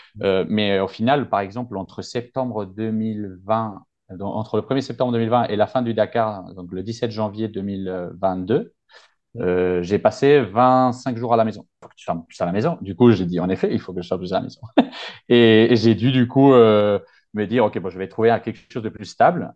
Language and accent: French; Madrid, Community of Madrid, Spain; moved away as an adult; also born or lived in Reims; je suis de Madrid à la base. Euh, ça s'entend un peu dans l'accent, je pense